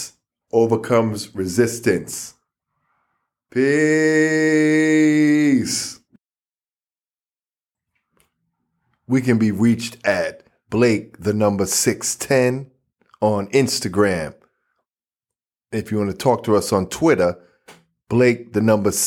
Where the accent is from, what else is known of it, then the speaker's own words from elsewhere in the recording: New York, United States; I'm just a New Yorker.